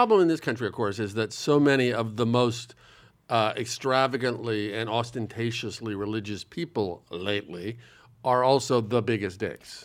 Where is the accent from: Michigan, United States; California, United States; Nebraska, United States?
Nebraska, United States; Omaha; now in New York, United States; I'm very happy I grew up in Nebraska, and I'm very happy I've lived in New York for a long time